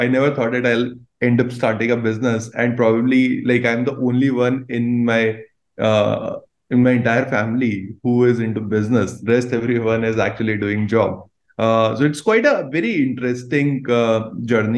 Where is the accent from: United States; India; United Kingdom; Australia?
India; Bhilwara, Rajasthan; moved away; also born or lived in Ajmer; I was born in Ajmer, brought up in Bhilwara